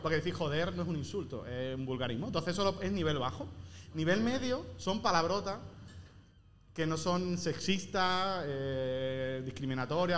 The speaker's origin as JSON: {"language": "Spanish", "region": "Andalusia", "country": "Spain", "said": "yo que soy andaluz, no vocalizo bien"}